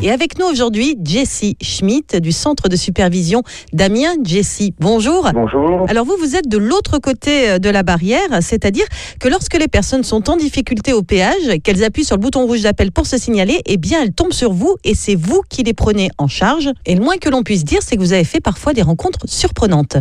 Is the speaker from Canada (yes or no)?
no; Reims, Grand Est, France; de ma région, parce que je suis issu de Reims à la base